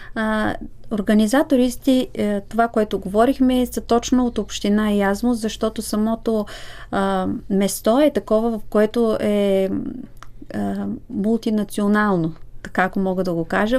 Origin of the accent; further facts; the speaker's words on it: Bulgaria; аз като българка